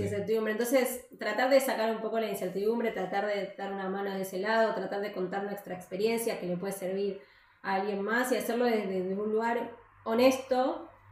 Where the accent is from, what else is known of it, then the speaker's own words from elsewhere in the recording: Buenos Aires, Argentina; moved away as an adult; now in Alicante, Spain; nosotros somos de Buenos Aires, nunca vivimos al lado del mar.